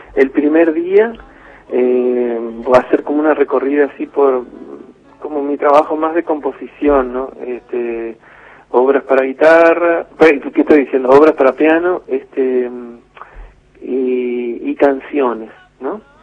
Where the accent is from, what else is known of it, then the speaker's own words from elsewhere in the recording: Seguí, Entre Ríos, Argentina; now in Paraná, Argentina; nací en Seguí, me crié en Seguí, que es un pueblito de aquí a 50 kilómetros